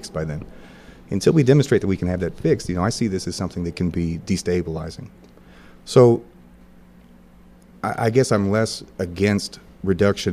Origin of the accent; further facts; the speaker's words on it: Wentzville, Missouri, United States; also born or lived in St. Louis, Missouri; I grew up in Wentzville, Missouri.